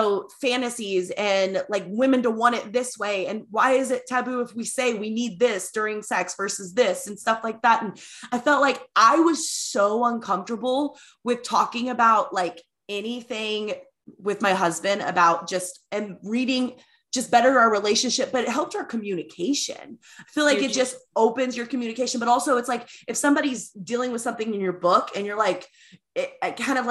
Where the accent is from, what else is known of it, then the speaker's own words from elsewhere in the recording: the South, United States; accent: redneck southern; my redneck southern accent